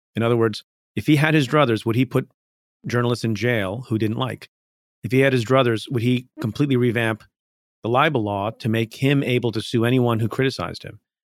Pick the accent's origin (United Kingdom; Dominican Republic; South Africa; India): India; now in United States; I was born in India, came to the United States.